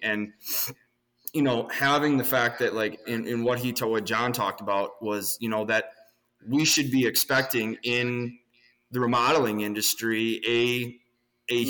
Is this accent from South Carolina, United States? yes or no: no; Southern Wisconsin, United States; We're from Southern Wisconsin.